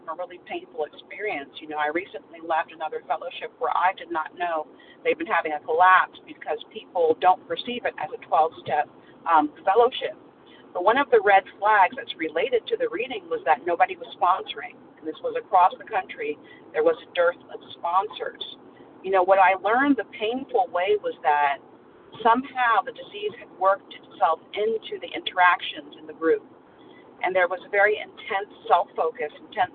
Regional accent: Central Florida, United States; I'm from Central Florida

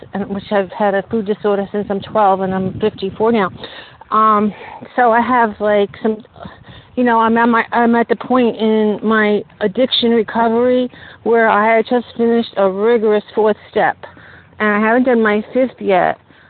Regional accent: New York, United States; from Long Island.

